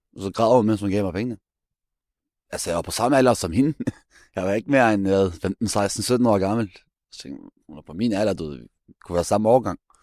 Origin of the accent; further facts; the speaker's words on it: Denmark; nu er jeg født opvokset her